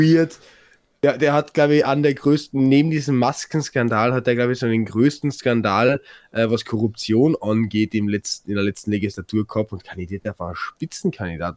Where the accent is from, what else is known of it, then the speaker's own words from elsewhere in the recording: Carinthia, Austria; bei uns in Kärnten